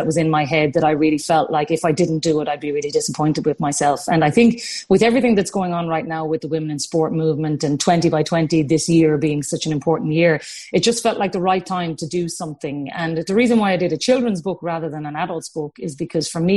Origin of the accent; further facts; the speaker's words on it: Cork, Munster, Ireland; we're from Cork